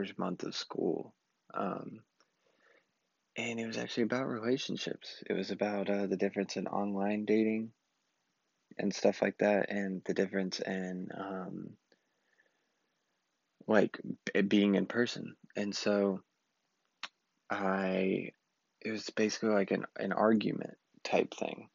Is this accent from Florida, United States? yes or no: no; Southeast Texas, United States; also born or lived in Austin, Texas; I just wanted to get out of my hometown. Hated Southeast Texas. I'm back now